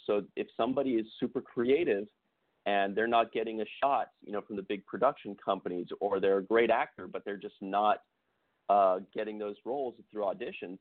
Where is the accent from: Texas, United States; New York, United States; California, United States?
California, United States; San Jose; moved away as an adult; now in Los Angeles, United States; I was from San Jose and I'd played in some some bands